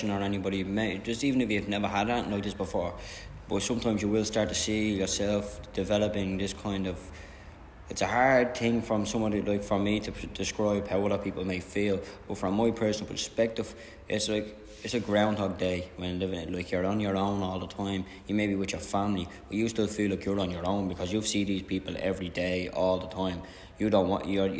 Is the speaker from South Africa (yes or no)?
no; Dublin, Leinster, Ireland; I'm from the Liberties, I'm a proud Liberties man, you know. I grew up in the Liberties all my life